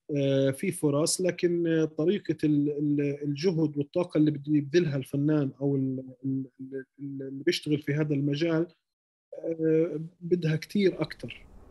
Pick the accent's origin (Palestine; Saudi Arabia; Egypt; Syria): Palestine; Hebron, West Bank; also born or lived in Ramallah; انا خليلي